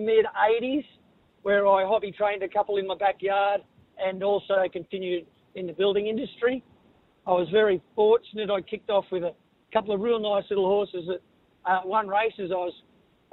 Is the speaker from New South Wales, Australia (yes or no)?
yes; Shoalhaven River, New South Wales, Australia; I grew up on the Shoalhaven River, and we had a racetrack right next to our property